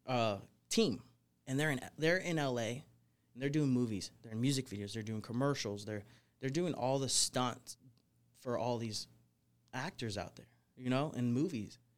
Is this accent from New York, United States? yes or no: no; Portland, Oregon, United States; moved away as an adult; also born or lived in California / Florida; now in Las Vegas, United States; I grew up in Portland, Oregon